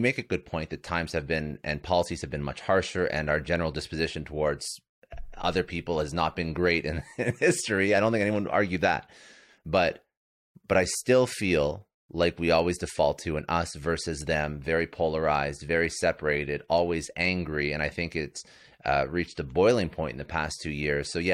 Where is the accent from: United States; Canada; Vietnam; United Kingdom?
Canada; I'm Canadian